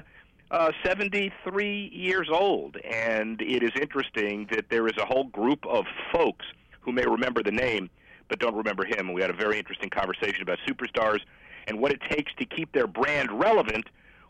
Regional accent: South Florida, United States; Growing up in South Florida, South Florida is a melting pot, and people always come from somewhere else, either from the New York area south or the Havana area north, and everywhere in between.

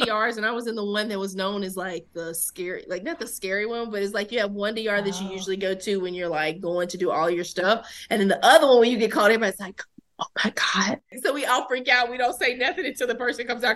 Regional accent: the South, United States; when I'm in New York, I'm like just so southern

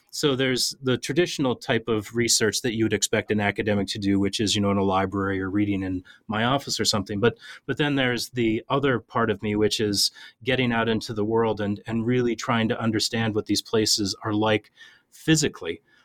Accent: Minnesota, United States; I'm an Irish Catholic kid that grew up in a river town in Minnesota

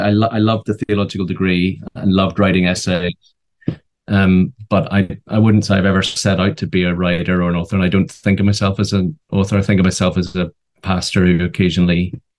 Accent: Tennessee, United States; born there; I was born in Tennessee. So 18 months before you came along, I came along in Tennessee.

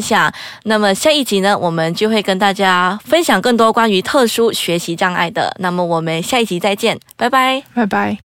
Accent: Perlis, Malaysia; 我是身在玻璃市的

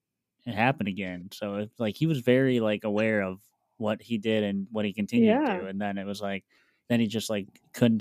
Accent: Wisconsin, United States; also born or lived in Milwaukee, Wisconsin; I'm from Wisconsin

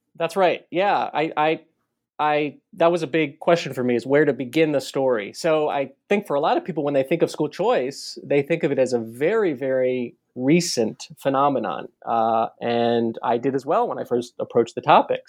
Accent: Baltimore, Maryland, United States; I grew up in Baltimore, uh, not not too far from Washington D.C.

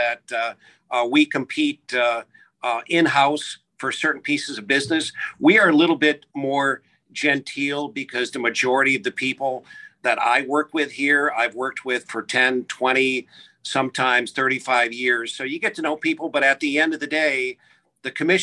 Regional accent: Midwest, United States; now in New Jersey, United States; being a Midwesterner

